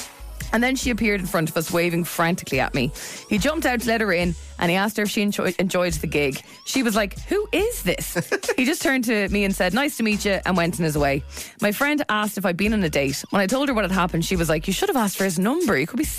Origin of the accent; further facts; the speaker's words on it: Dublin, Leinster, Ireland; I am from Dublin, but I had no idea where to turn down, and she didn't give me a street name.